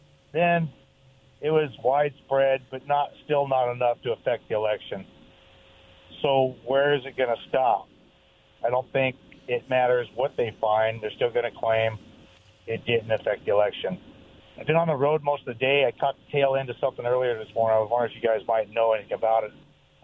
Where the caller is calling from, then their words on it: Kennewick, Washington, United States; from Kennewick.